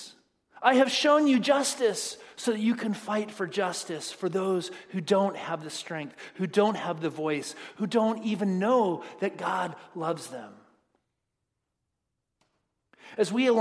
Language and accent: English; United States; we as American Christians